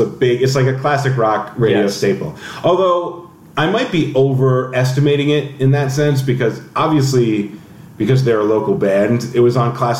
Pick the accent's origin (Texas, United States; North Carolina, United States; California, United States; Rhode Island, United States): Rhode Island, United States; North Providence; I'm not technically from Providence. I'm from North Providence.